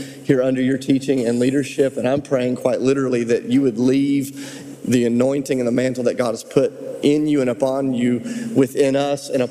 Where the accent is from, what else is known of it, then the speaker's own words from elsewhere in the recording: United States; as an American pastor